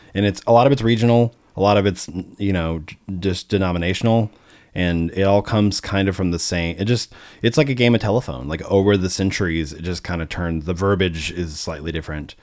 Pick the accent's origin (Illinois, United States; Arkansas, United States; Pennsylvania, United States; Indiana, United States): Arkansas, United States; moved away; also born or lived in St. Louis, Missouri / Oklahoma; I grew up in Arkansas